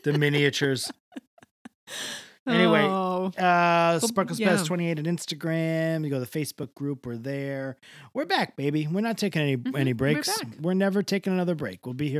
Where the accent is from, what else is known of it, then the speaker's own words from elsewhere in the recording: Canada; Call it the cold past, which is what I would call it, honestly, because I am a Canadian.